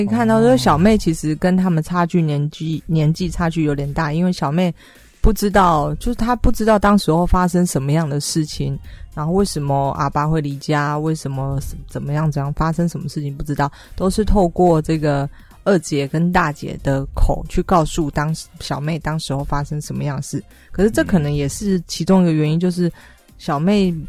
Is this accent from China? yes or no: no; Taiwan; 对，所以我台湾人看了应该会蛮有感觉的